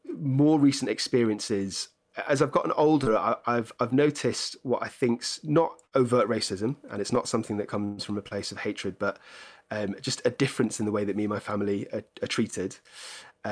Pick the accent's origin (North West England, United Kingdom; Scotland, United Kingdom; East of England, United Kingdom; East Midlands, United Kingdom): North West England, United Kingdom; Cheshire; moved away as an adult; also born or lived in Edinburgh; now in London, United Kingdom; I grew up in Cheshire